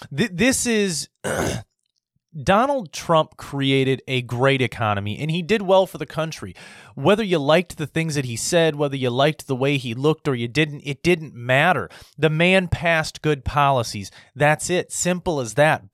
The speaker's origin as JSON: {"language": "English", "country": "United States", "said": "as an American"}